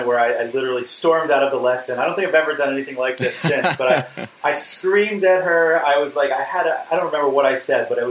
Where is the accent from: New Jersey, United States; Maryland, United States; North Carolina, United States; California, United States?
New Jersey, United States; Princeton; also born or lived in Pittsburgh, Pennsylvania; I was born in 1980, and I grew up in mostly in Princeton, New Jersey, although I was in Pittsburgh when I was under five